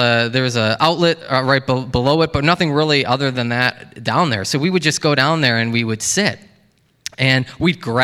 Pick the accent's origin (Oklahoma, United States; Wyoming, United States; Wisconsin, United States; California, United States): Wisconsin, United States; Baraboo; I grew up here in Wisconsin, in Baraboo, and at Baraboo Elementary School